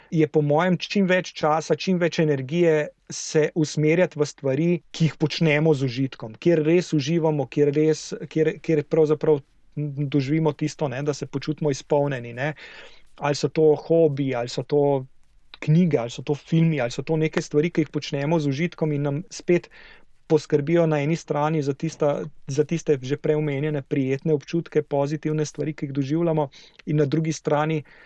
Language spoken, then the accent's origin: Slovenian; Slovenia